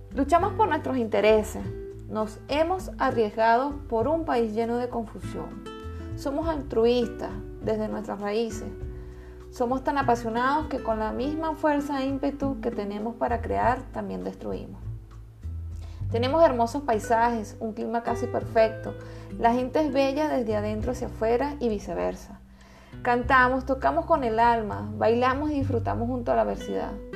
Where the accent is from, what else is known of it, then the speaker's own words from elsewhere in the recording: Venezuela; moved away as an adult; Los venezolanos somos buenas personas